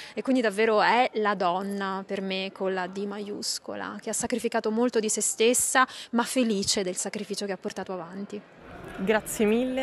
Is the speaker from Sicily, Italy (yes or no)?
yes; Sicily, Italy; io sono siciliana, quindi c'è una vicinanza eh, di cuore, di terra